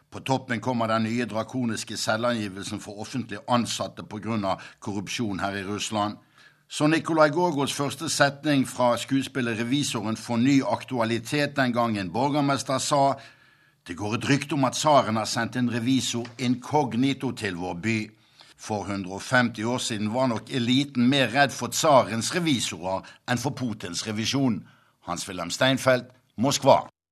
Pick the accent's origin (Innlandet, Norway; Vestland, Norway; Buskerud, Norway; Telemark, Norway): Vestland, Norway; Bergen; moved away as an adult; now in Moscow, Russia; På 1950-tallet hjemme i Bergen kjøpte min mor alltid en markkaffe